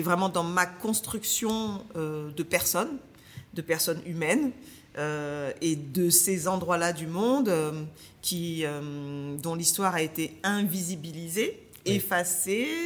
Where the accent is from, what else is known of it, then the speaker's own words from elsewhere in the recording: Paris suburbs, Île-de-France, France; also born or lived in Martinique; j'étais une jeune martiniquaise qui a grandi en banlieue parisienne